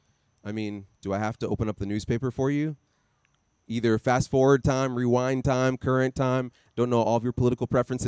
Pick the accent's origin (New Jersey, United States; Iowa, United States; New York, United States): Iowa, United States; I grew up in Iowa